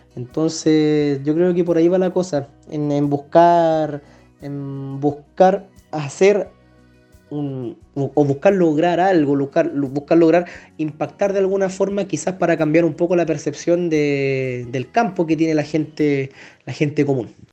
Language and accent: Spanish; San Fernando, O'Higgins, Chile; moved away as an adult; also born or lived in Valparaíso; salí de San Fernando, por ejemplo, de, mi querida Colchagua, me fui a estudiar a Valparaíso